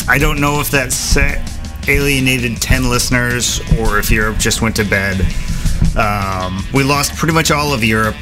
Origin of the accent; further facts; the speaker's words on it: United States; I'm an American